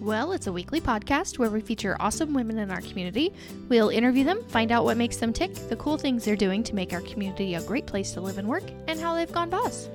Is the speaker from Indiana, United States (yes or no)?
yes; Indiana, United States; I'm from Indiana